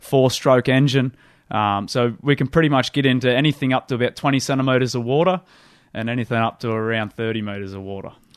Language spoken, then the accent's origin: English; Windsor, New South Wales, Australia; I grew up in the Hawkesbury, the, the top of the, uh, tidal reaches of the Hawkesbury River up near Windsor